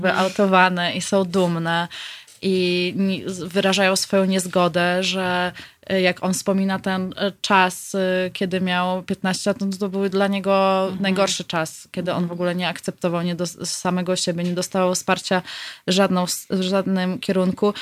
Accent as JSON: {"language": "Polish", "town": "Lublin", "region": "Lublin Voivodeship", "country": "Poland", "moved": "as an adult", "lives_now": "Warsaw, Poland", "said": "w Lublinie skąd pochodzę"}